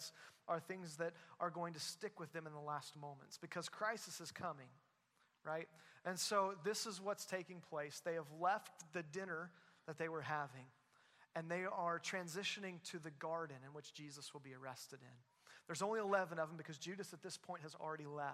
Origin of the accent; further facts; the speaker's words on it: Southwest Missouri, United States; moved away as an adult; also born or lived in Louisville area; now in Joplin, United States; grew up in Southwest Missouri, part of Christ Church for a while, then moved away